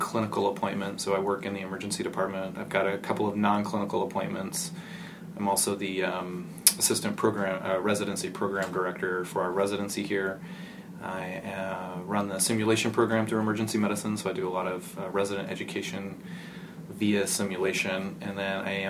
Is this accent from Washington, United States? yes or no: no; West Texas, United States; I grew up in West Texas